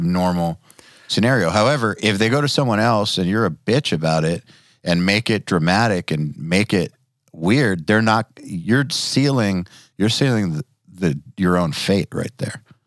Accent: Atlanta, Georgia, United States; I'm from Atlanta

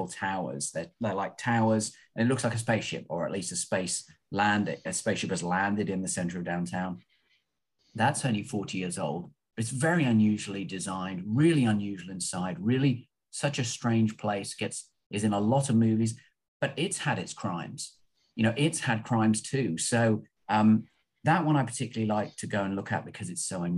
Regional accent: London, United Kingdom; now in Los Angeles, United States; I'm from London, obviously, or close to London

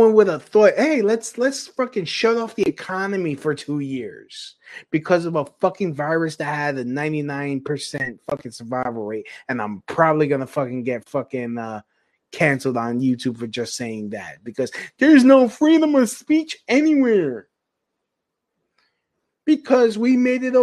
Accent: New York City, New York, United States; I'm from Brooklyn

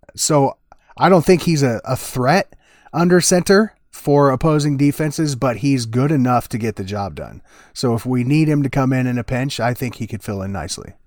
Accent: Des Moines, Iowa, United States; my hometown. You know, Des Moines, Iowa

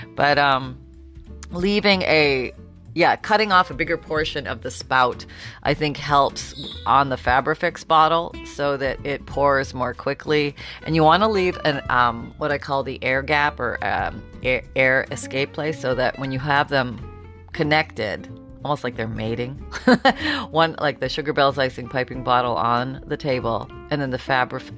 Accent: Canada; moved away; I grew up in Canada

